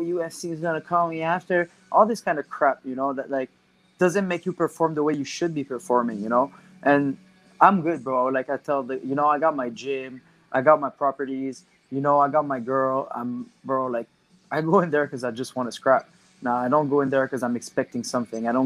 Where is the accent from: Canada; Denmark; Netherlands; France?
Canada; We're Canadian